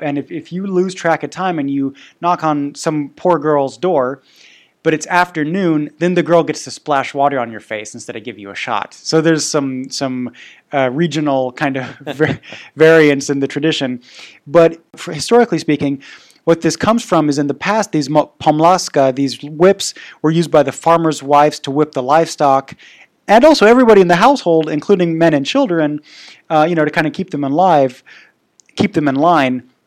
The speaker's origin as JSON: {"language": "English", "region": "Bavaria", "country": "Germany", "tie": "born or raised there", "moved": "yes", "lives_now": "Prague, Czech Republic", "said": "I grew up in Bavaria"}